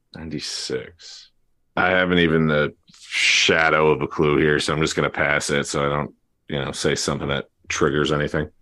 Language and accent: English; New Jersey, United States; I'm from New Jersey.